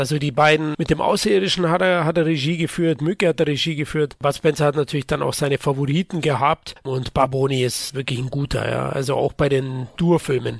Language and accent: German; Bavaria, Germany; als Bayer